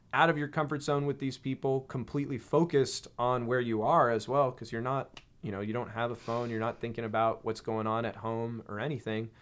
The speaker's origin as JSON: {"language": "English", "area": "near San Francisco", "region": "California", "country": "United States", "tie": "born or raised there", "said": "I grew up near San Francisco, California"}